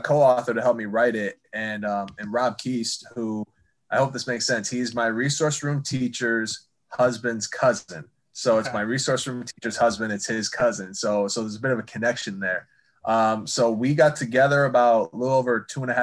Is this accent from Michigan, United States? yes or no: yes; East Lansing, Michigan, United States; also born or lived in Athens, Ohio; I was born in Athens, Ohio, lived there for 4 years before we moved to East Lansing